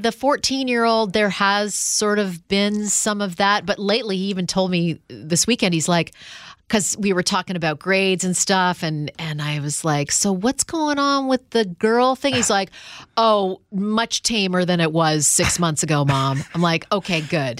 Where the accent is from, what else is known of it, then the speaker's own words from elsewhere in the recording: Canada; moved away; I'm from Canada